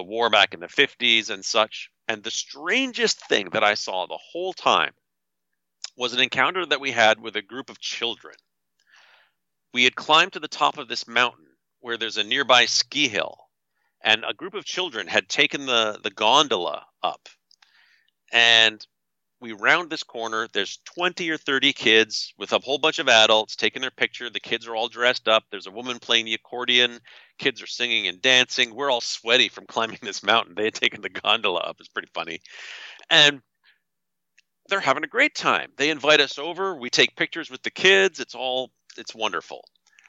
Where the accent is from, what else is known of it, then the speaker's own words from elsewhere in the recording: Canada; I'm from Canada. I'm not an American